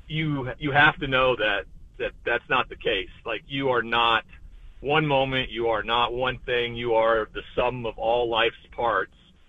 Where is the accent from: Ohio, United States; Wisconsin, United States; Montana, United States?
Montana, United States; growing up in Montana